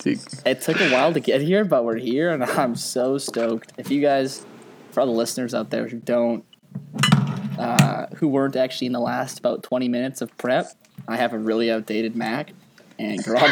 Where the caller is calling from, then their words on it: Kelowna, British Columbia, Canada; Yeah, I'm calling in from Kelowna.